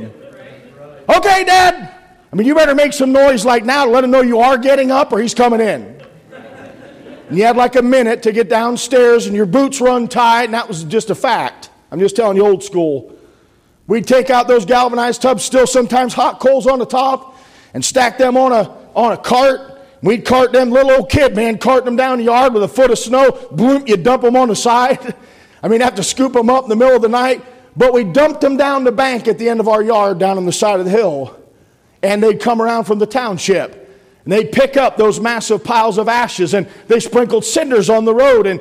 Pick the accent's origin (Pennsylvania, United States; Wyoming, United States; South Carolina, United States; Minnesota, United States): Pennsylvania, United States; I'm from the coal region